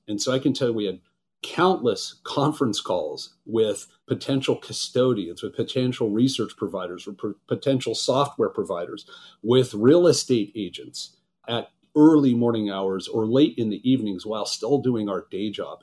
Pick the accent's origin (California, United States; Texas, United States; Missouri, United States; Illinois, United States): California, United States; Los Angeles; Los Angeles, California, which is where I'm from